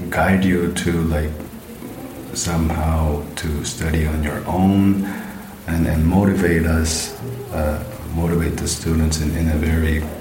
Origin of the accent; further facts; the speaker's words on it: Jeju, South Korea; English is a second language; moved away as an adult; also born or lived in Daejeon, South Korea / Canada / India; now in Germany; I'm from South Korea.